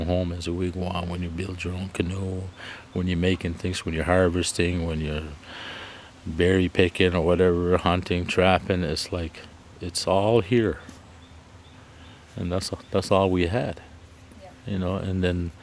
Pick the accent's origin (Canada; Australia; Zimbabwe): Canada; now in Prince Edward Island, Canada; I'm originally from Ilsebukta First Nation, but I reside here in Prince Edward Island